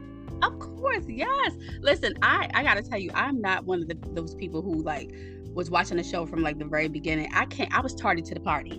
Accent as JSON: {"language": "English", "town": "Baltimore", "region": "Maryland", "country": "United States", "tie": "born or raised there", "said": "I'm from Maryland, too. I was born and raised in Baltimore City."}